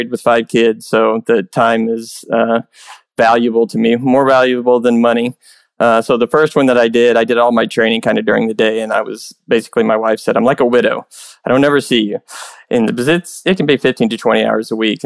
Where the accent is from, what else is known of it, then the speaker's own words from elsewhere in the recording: Tulsa, Oklahoma, United States; also born or lived in Broken Arrow; This last one I actually got to do in my hometown, the first one in Tulsa